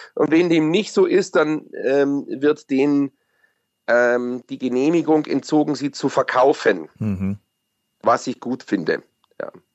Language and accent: German; Bavaria, Germany; bei uns in Bayern